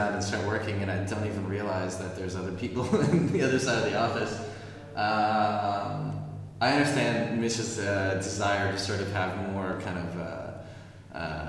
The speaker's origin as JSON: {"language": "English", "town": "Washington", "region": "District of Columbia", "country": "United States", "tie": "born or raised there", "also_born_or_lived": "Brooklyn, New York", "moved": "as an adult", "lives_now": "Berlin, Germany", "said": "I was actually born in the Washington, D.C. area, and spent my childhood there, and then moved to Brooklyn when I was a young adult."}